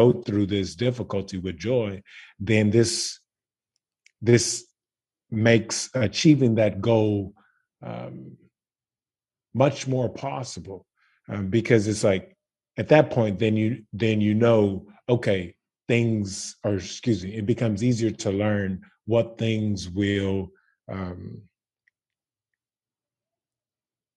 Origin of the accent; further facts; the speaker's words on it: Baton Rouge, Louisiana, United States; I am from Baton Rouge, Louisiana